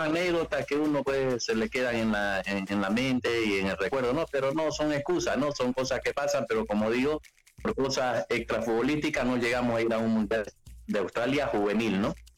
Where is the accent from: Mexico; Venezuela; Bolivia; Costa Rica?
Bolivia; Santa Cruz; moved away as an adult; en mi país yo soy boliviano, orgulloso de ser boliviano, eh, cruceño